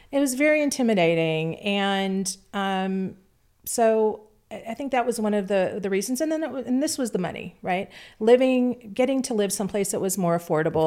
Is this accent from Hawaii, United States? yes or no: no; Orange County, California, United States; now in Nashville, United States; grew up in Orange County, California